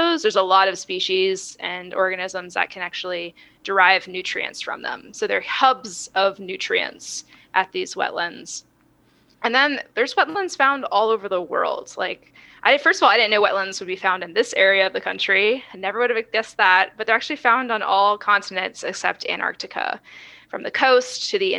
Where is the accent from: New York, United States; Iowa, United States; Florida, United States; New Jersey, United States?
Florida, United States; moved away as an adult; also born or lived in California; now in Texas, United States; I'm originally from Florida